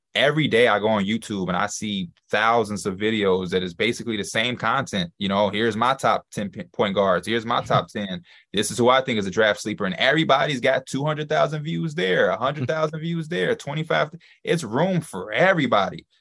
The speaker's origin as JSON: {"language": "English", "town": "Chicago", "region": "Illinois", "country": "United States", "tie": "born or raised there", "said": "I'm from Chicago, born and raised"}